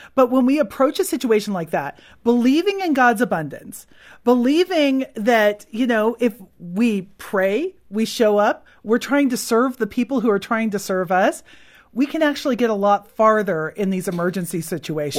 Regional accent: California, United States; I'm from California

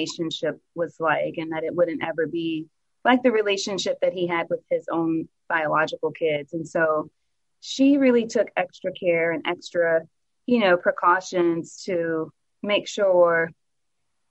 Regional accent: New Orleans, Louisiana, United States; now in Dallas, United States; I am from New Orleans, born and raised

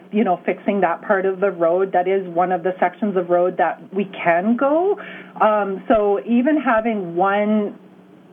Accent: East Coast, Atlantic Canada, Canada; also born or lived in Edmonton, Canada; now in Kenora, Canada; We're not normally from Edmonton. I'm an East Coaster

